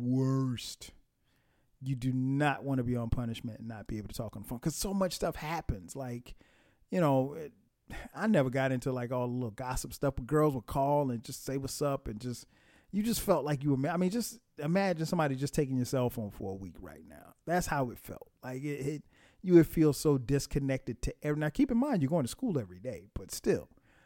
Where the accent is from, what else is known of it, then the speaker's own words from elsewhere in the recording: Florence, South Carolina, United States; where I grew up in Florence, South Carolina. You didn't see anybody.